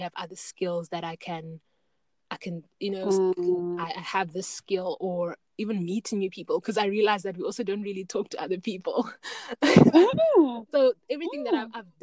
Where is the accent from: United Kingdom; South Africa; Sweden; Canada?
South Africa; Knysna, Western Cape; my hometown, Knysna